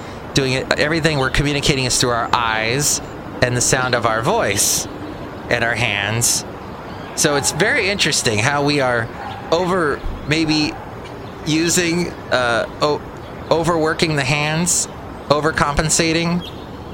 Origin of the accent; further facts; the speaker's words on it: East Bay, California, United States; I'm from the East Bay